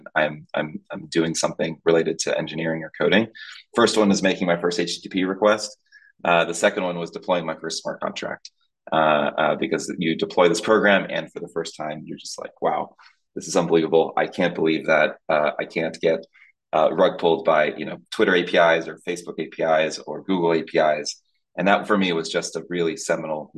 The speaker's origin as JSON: {"language": "English", "town": "Tampa", "region": "Florida", "country": "United States", "tie": "born or raised there", "also_born_or_lived": "Dominican Republic", "said": "I was born in the Dominican Republic in the Caribbean, but from 2 years old, moved to Tampa, Florida"}